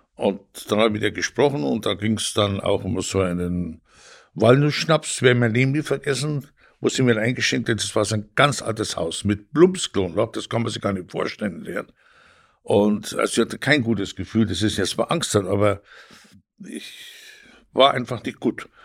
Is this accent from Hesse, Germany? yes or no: no; Tegernsee, Bavaria, Germany; moved away as an adult; also born or lived in Italy; now in Northern Germany, Germany; Ich komme aus dem schönen Tegernsee. Ich Bin auch da groß geworden